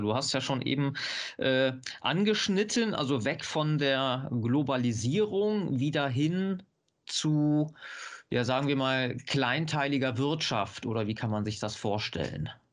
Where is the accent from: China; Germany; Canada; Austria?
Germany; North Rhine-Westphalia; ich komme hier aus Nordrhein-Westfalen